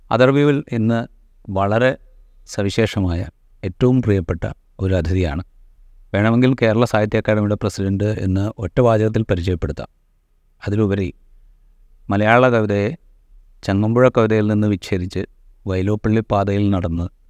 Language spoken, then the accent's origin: Malayalam; Kerala, India; moved away as an adult; also born or lived in Delhi; കേരളത്തിൽ ജനിച്ച് വളർന്ന ഒരാളാണ് ഞാൻ